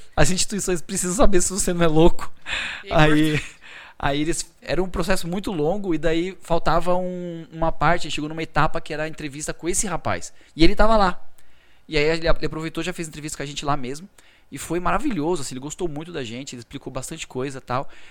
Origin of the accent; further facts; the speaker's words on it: Brazil; moved away as an adult; also born or lived in United States; quando eu saí do Brasil